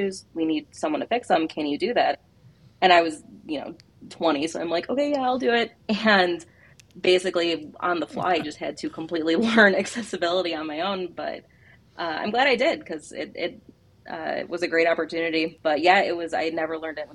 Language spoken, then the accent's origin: English; Chicago, Illinois, United States; I'm from Chicago